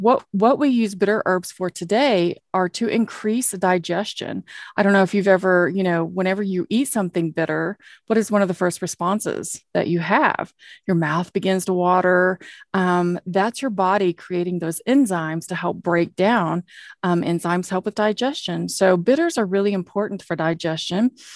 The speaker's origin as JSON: {"language": "English", "region": "Oklahoma", "country": "United States", "accent": "Okie", "said": "my oaky accent"}